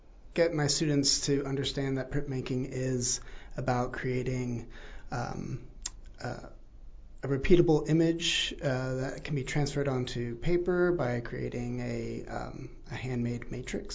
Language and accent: English; Texas, United States; moved away as an adult; also born or lived in Christchurch, New Zealand; now in Taranaki, New Zealand; I was born in Christchurch, New Zealand, raised in Texas.